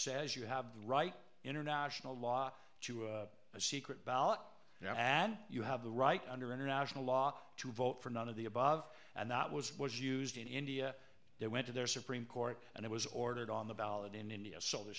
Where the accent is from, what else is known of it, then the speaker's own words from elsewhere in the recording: North Bay, Ontario, Canada; See, we have an advantage over all you people because we're from North Bay.